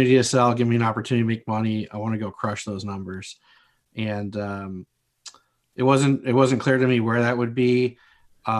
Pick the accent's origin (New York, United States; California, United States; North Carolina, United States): California, United States; just north of Los Angeles, Southern; moved away as an adult; also born or lived in Marquette, Michigan; I was born and raised in Southern California, just north of Los Angeles